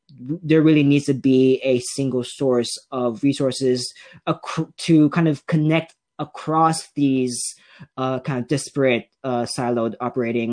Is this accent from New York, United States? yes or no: no; Salinas, California, United States; I am from, born and raised in Salinas